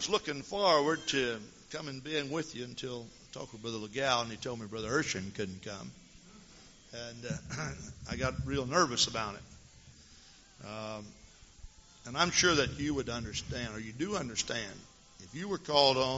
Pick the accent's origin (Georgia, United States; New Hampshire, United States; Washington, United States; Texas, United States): Texas, United States; also born or lived in Henderson, Texas; now in Madison, United States; I'm from Texas originally